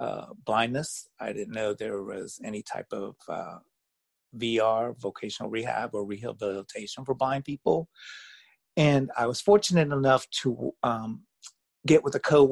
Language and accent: English; Virginia, United States; moved away as an adult; also born or lived in Las Vegas; I grew up in Virginia